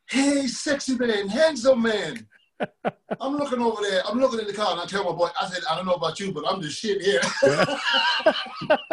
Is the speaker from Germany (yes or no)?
yes; Germany; moved away as an adult; also born or lived in Thailand; now in United States; I'm born and raised in Germany.